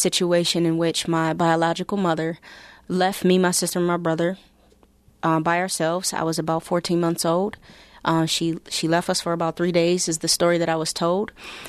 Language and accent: English; Buffalo, New York, United States; But that's the side that I grew up on.